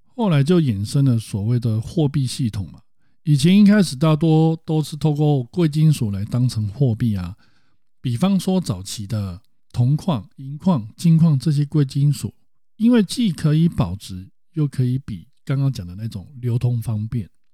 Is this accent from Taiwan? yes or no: yes; Taiwan; 我们台湾人家长在教育小孩的时候